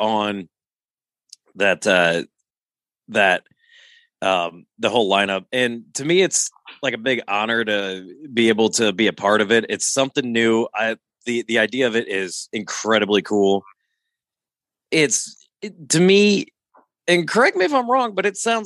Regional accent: Rock Island, Illinois, United States; moved away; I'm from Rock Island, but like, it's never a place I ever want to call home

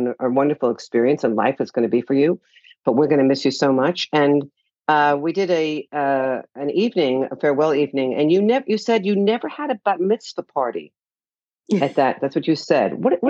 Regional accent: Miami Beach, Florida, United States; also born or lived in New York; I know when I was young, I grew up in Florida, New York and Florida.

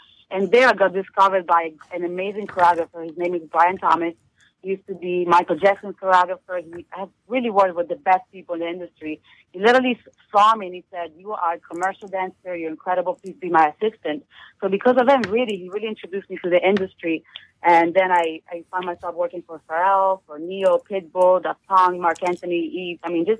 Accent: Italy; English is a second language; moved away as an adult; now in New York City, United States; Yes, I'm from Italy, from a very small town, and I didn't speak any English when I moved to New York City 9 years ago.

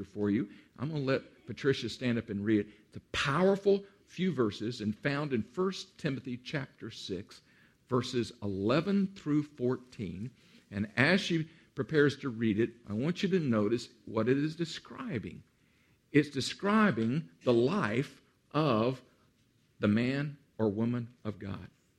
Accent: Central Texas, United States; moved away as an adult; As a boy, I grew up in Central Texas, right on the edge of what we call in Texas the Hill Country.

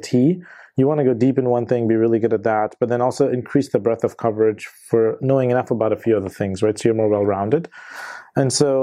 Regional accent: Ohio, United States; also born or lived in India; when I was a kid and in elementary school, we moved from India. I grew up mainly in Ohio. I spent my elementary, middle school, high school years there

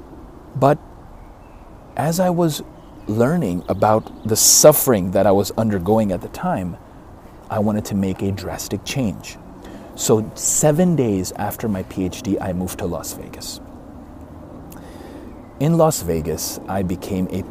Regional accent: Karachi, Sindh, Pakistan; born or raised there; now in Dallas, United States

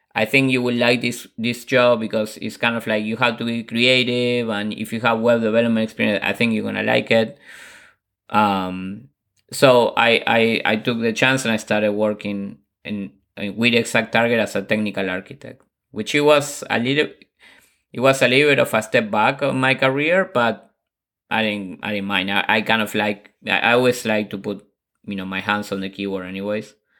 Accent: Buenos Aires, Argentina; moved away; I'm originally from Buenos Aires, Argentina

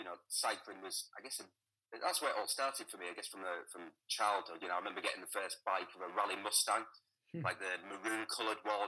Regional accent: Hull, Yorkshire and the Humber, United Kingdom; also born or lived in Selby; I grew up in Hull.

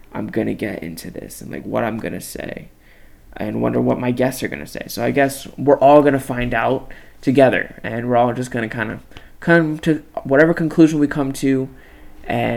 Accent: Palmdale, California, United States; I'm from Palmdale, California, super small town, 50 miles north of the San Fernando Valley

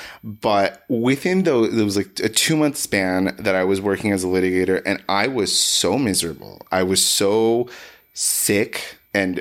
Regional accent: Los Angeles, California, United States; I was born and raised in Los Angeles.

